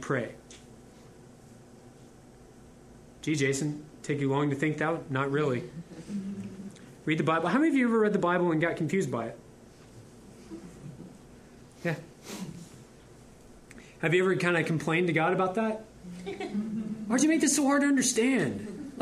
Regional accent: Houston, Texas, United States; also born or lived in Louisiana; I'm almost a lifelong Houstonian. I was born in Louisiana, but I repented at 2 and got here.

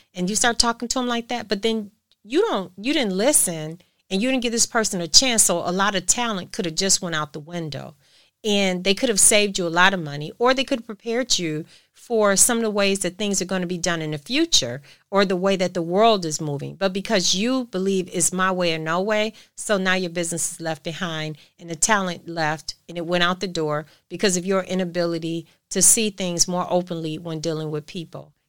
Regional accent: United States; I'm American

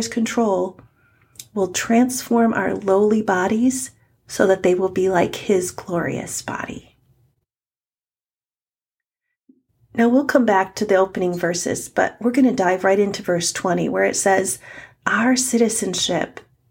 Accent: United States; I am in America as an American

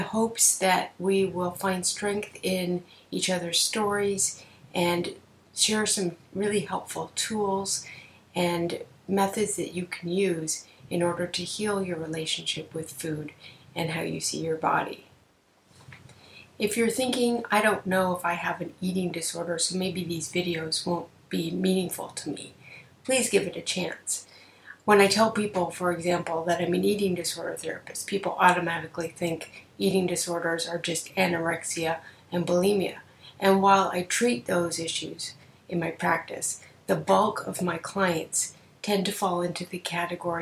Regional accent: Canada; I'm a Canadian psychotherapist

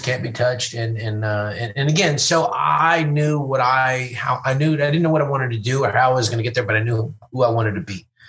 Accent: Fort Worth, Texas, United States; also born or lived in Louisville; I grew up in Fort Worth

